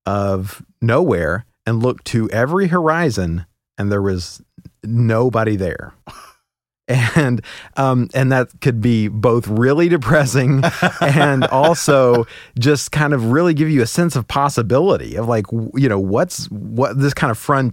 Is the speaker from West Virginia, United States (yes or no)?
yes; West Virginia, United States; born there; also born or lived in Oklahoma / Kentucky / Alabama / Oregon; And so I lived, I was born in West Virginia. I lived in Oklahoma, Kentucky, Alabama, Oregon, Washington, Ohio, bunches of places.